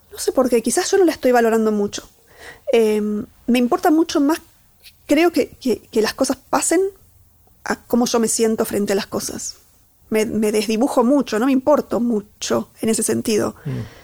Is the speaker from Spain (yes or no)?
no; Catamarca, Argentina; moved away; soy de Catamarca, de un pueblito, que, digamos, ahí subyacente, parte de mí, hay unos primeros años de vida en donde aprendí a andar a caballo casi al mismo tiempo que caminar